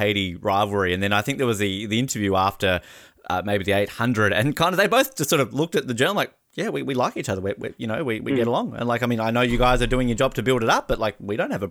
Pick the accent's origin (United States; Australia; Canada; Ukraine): Australia; Tasmania; growing up in Tasmania